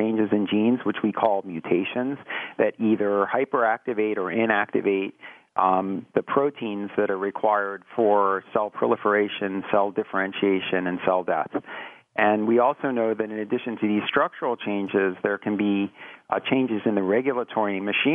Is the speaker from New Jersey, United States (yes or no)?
yes; Philadelphia area, New Jersey, United States; moved away; I grew up in New Jersey, and in the Philadelphia area in New Jersey.